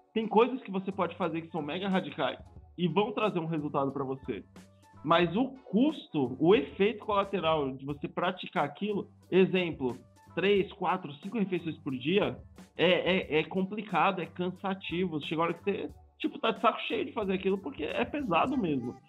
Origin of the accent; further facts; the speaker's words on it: Bahia, Brazil; o meu corpo de baiano